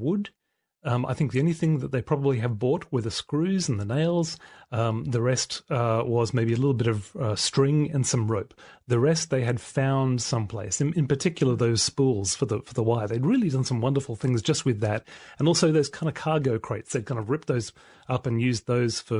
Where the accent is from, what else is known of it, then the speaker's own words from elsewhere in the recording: Australia; I'm an Australian-made male